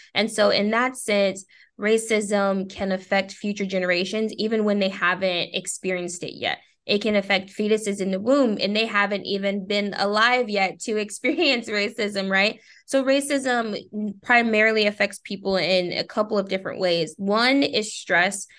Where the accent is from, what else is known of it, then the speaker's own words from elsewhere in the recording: Texas, United States; I am a Texan